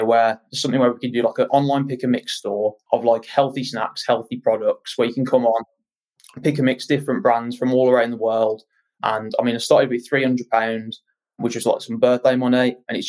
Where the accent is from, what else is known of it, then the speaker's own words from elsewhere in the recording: Birmingham, West Midlands, United Kingdom; accent: West Midlands; as you can probably tell from my accent, I'm West Midlands, Birmingham.